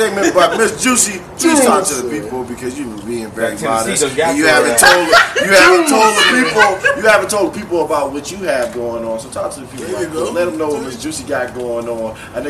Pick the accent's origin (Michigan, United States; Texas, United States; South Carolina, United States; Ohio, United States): South Carolina, United States; Charleston; I'm from Charleston.